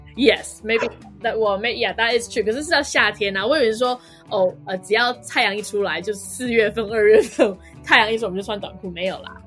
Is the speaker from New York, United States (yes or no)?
no; California, United States; also born or lived in Taiwan; now in London, United Kingdom; 我在加州长大的